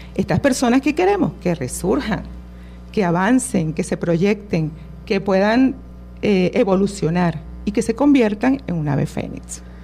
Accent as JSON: {"language": "Spanish", "country": "Venezuela", "said": "nuestra esencia como venezolanos"}